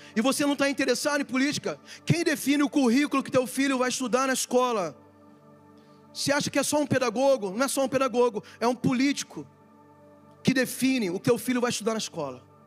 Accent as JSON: {"language": "Portuguese", "country": "Brazil", "said": "Eu sou brasileiro"}